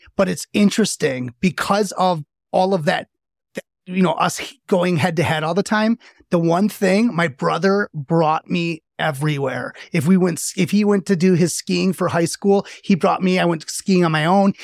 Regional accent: a suburb in Milwaukee, Wisconsin, United States; I was in a suburb in Milwaukee, and I grew up one of eight kids

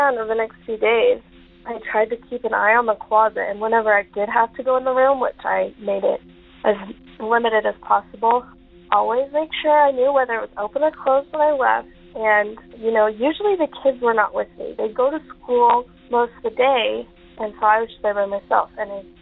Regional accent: Utah, United States; moved away; I'm originally from Utah, so I was in Utah at the time

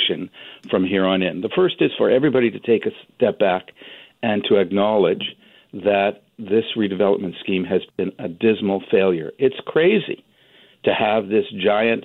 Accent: British Columbia, Canada; all of us as British Columbians

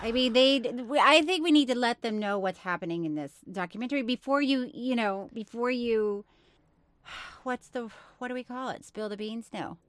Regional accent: Tallahassee, Florida, United States; I grew up in Tallahassee

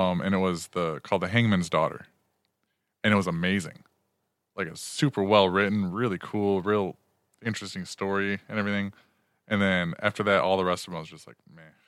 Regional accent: Manistee, Michigan, United States; my hometown

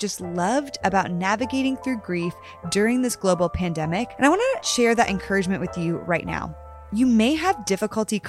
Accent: Connecticut, United States; we're both from Connecticut

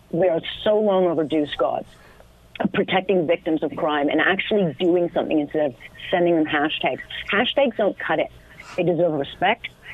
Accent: Hamilton, Ontario, Canada; I grew up in Hamilton

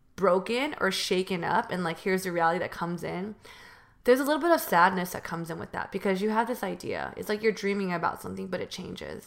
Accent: Bay Area, California, United States; moved away as an adult; also born or lived in San Diego; now in Los Angeles, United States; from the Bay Area

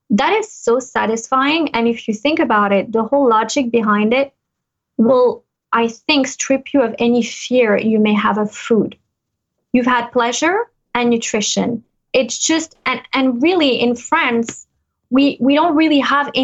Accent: United States; born or raised there; moved away as an adult; now in Monaco

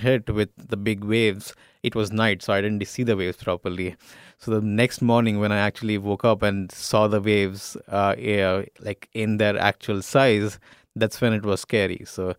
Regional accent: India; I'm Indian

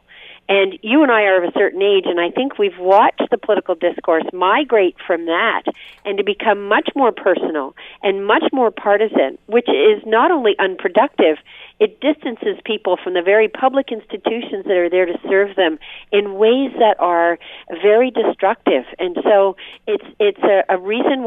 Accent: Windsor, Ontario, Canada; I came from Windsor

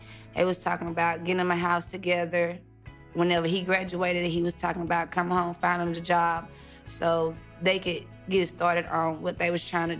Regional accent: Forest, Mississippi, United States; We was raised in Forest, Mississippi. It's a small country town, very quiet.

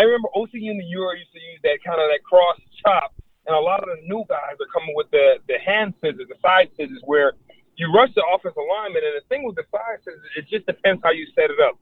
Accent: Florida, United States; growing up in Florida

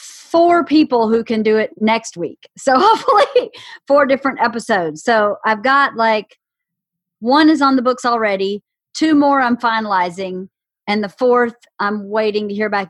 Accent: the South, United States; growing up in the South

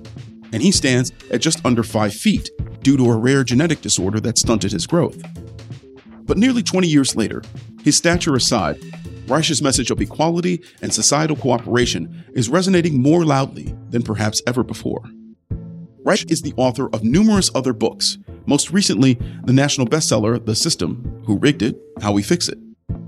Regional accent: Ohio's 11th district, United States; my hometown district, Ohio's 11th.

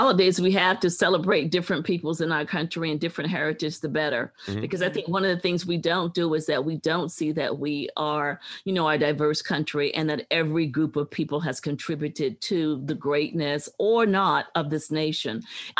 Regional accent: Virginia, United States; I grew up in Virginia, and as far as Virginians are concerned, there is no history except for Virginia history.

